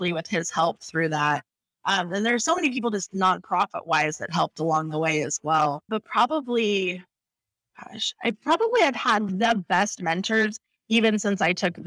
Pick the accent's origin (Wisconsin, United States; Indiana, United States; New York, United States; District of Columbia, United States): Indiana, United States; Crawfordsville; moved away as an adult; also born or lived in Arizona; now in Phoenix, United States; my hometown, Crawfordsville, is that we have Wabash College